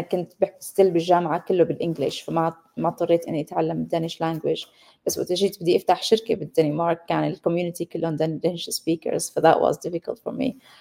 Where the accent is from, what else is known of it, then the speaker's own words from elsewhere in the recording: Syria; moved away as an adult; also born or lived in Damascus, Syria / Leuven, Belgium / Copenhagen, Denmark; أصلي سورية عشت وربيت بسوريا